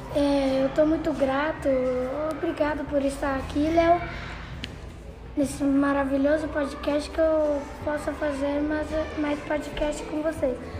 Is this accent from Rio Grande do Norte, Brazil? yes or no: no; São Paulo, Brazil; sou do estado de São Paulo